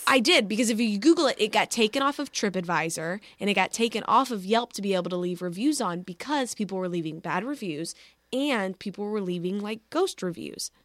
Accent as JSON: {"language": "English", "town": "Dallas", "region": "Texas", "country": "United States", "tie": "born or raised there", "said": "my hometown"}